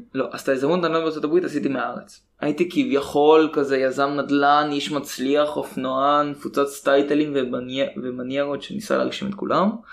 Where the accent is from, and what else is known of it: Israel